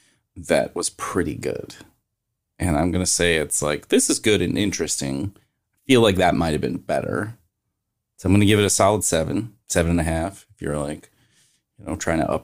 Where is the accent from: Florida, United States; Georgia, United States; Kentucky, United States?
Kentucky, United States; also born or lived in Arizona; now in Washington, D.C., United States; I'm from Kentucky.